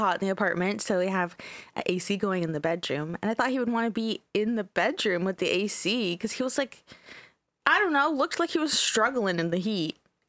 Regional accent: Canada; We're Canadian, so I didn't know what the Texas Panhandle was.

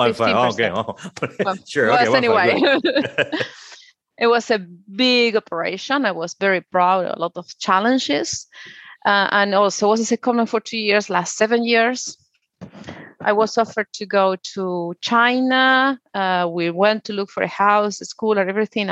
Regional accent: Buenos Aires, Argentina; born or raised there; moved away as an adult; also born or lived in Patagonia, Argentina / South Africa / United Kingdom; now in Sydney, Australia

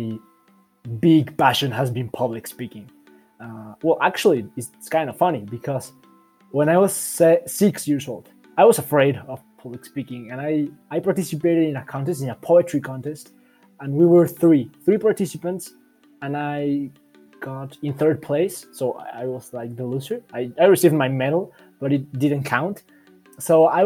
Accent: Mexico City, Mexico; I'm from Mexico City

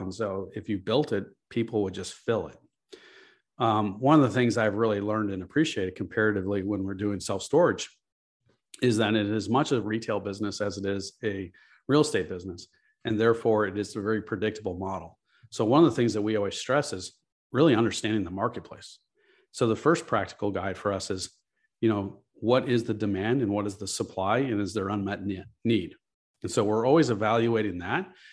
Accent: Chicago, Illinois, United States; I'm from Chicago. I grew up here.

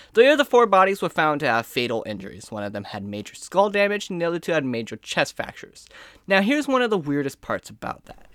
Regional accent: United States; I am American in every ounce of my blood

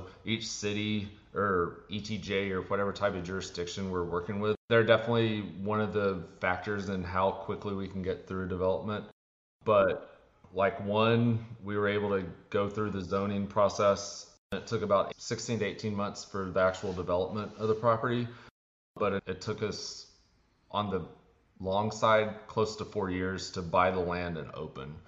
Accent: Texas, United States; I'm from Texas.

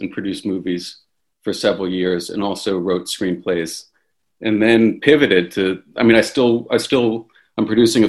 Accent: Washington, District of Columbia, United States; also born or lived in India / El Salvador; I grew up in Washington, D.C.

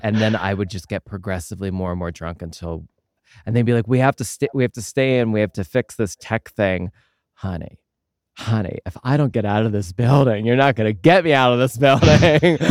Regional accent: Pennsylvania, United States; I grew up in Pennsylvania and I went to college in Allentown

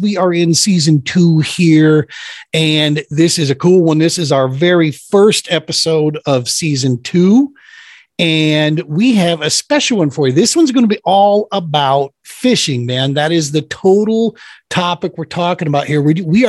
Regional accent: Minnesota, United States; born there; After living up there for 10 years, I was born technically in Minnesota.

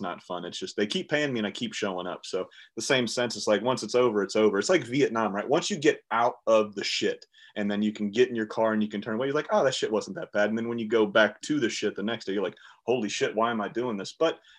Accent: the South, United States; I'm from the South

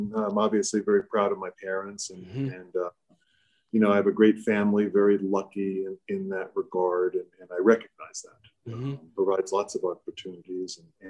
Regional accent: Germany; born there; So I was born on Air Force Base in Germany.

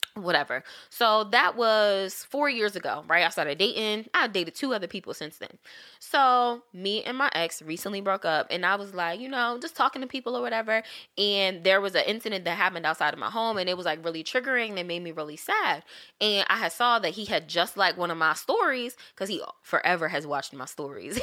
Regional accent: St. Louis, Missouri, United States; moved away; I'm originally from Saint Louis

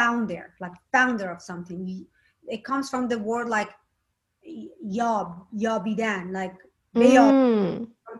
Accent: Shiraz, Fars, Iran; also born or lived in Tehran; I was born in Tehran, and then we moved to Shiraz

